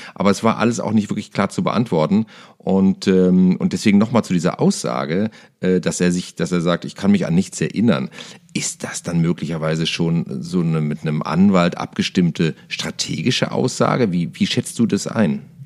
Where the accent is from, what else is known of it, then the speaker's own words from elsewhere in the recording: Cologne, North Rhine-Westphalia, Germany; aus meiner Heimatstadt Köln